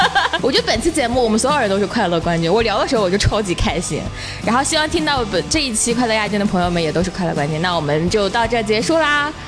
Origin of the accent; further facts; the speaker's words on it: Hunan, China; 我是湖南人嘛